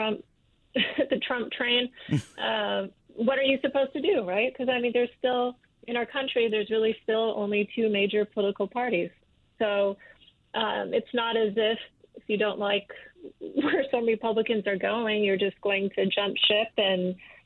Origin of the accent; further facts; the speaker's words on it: Michigan, United States; I'm from Michigan